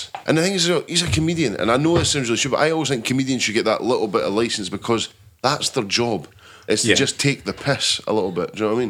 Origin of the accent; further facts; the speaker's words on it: Scotland, United Kingdom; You'd been taking a piss out of me for being Scottish for 20 minutes before.